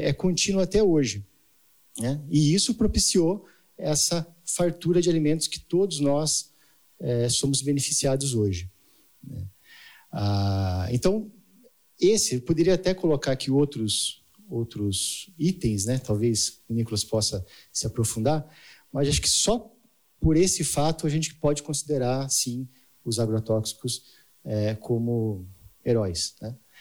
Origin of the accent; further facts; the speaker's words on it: Jaguariúna, São Paulo, Brazil; eu sou de Jaguariúna, né? Campinas